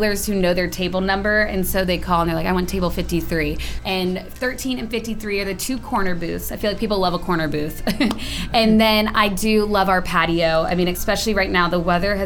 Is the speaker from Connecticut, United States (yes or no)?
no; Purcellville, Virginia, United States; I grew up in Percival